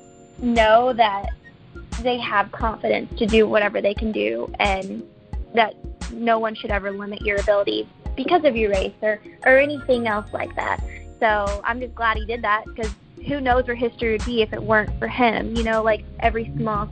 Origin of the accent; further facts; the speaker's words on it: Birmingham, Alabama, United States; also born or lived in Los Angeles, California; now in Atlanta, United States; I'm from Birmingham, Alabama, and I've lived in L.A. for about 10 years